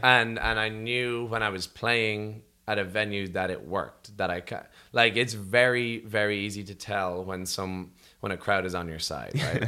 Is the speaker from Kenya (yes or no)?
no; Rathcoole, Leinster, Ireland; from Rathcool in Dublin and Ireland